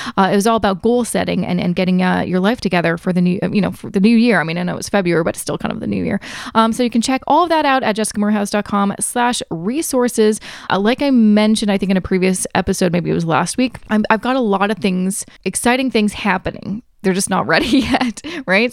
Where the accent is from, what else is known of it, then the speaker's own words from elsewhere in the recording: Canada; I am also Canadian